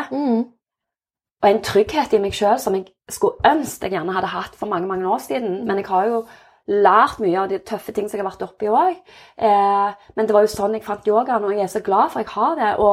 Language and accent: Norwegian; Innlandet, Norway; Og nå kommer jeg jo fra Valdres.